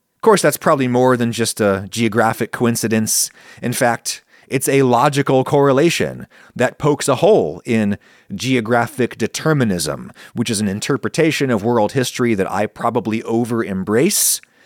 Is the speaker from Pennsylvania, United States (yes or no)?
yes; Pennsylvania, United States; moved away; growing up in Pennsylvania